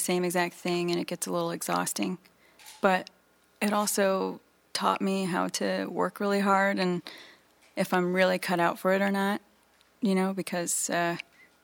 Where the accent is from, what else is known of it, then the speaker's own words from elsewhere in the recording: Virginia Beach, Virginia, United States; I was growing up in Virginia Beach